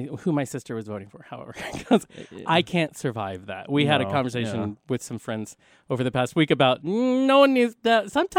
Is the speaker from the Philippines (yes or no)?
yes; Philippines; I'm Filipino. That's who I am.